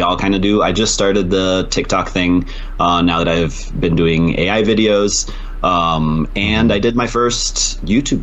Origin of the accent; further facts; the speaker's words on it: Spain; moved away as an adult; also born or lived in United States; now in Denver, United States; I grew up in Spain.